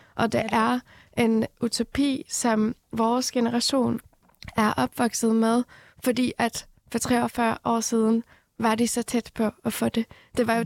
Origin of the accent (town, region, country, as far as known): Norway; born or raised there; also born or lived in Iran